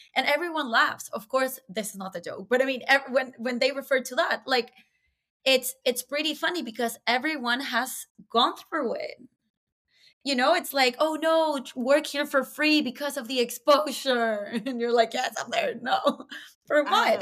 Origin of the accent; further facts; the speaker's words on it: Caracas, Capital District, Venezuela; moved away as an adult; now in Toronto, Canada; I am from Venezuela, Caracas, Venezuela. I moved to Toronto eight years ago when I was 27, all by myself.